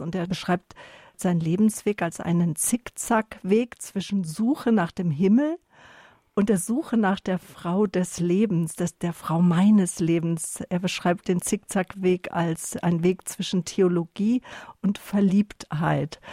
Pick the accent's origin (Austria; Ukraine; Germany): Germany; Northern Germany; moved away; Ich bin ja lange in Norddeutschland gewesen, bin ja dort aufgewachsen